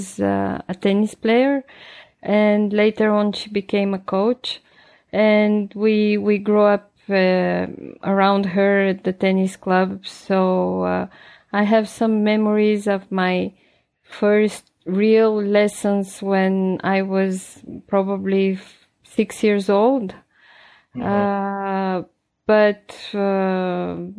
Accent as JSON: {"language": "English", "country": "Bulgaria", "tie": "born or raised there", "moved": "as an adult", "lives_now": "Switzerland", "said": "I grew up in Bulgaria. I was born there"}